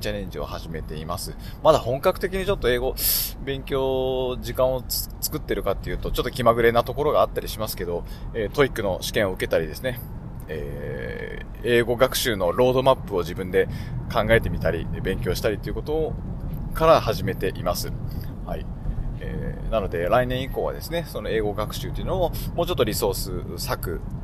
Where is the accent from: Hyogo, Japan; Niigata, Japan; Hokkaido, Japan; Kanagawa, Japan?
Hokkaido, Japan; Sapporo; 地元の札幌